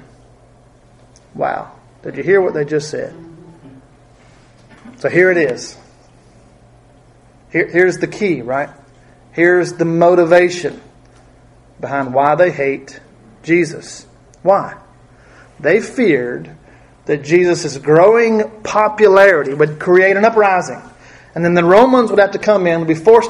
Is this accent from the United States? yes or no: yes; United States; we in America